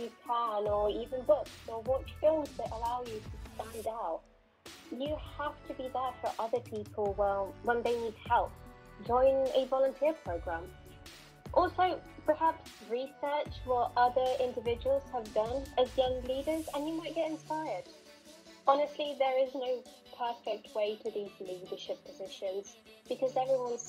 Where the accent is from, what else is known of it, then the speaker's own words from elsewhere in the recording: Spain; also born or lived in Moscow, Russia / Chicago, United States; In 2011, I moved to Spain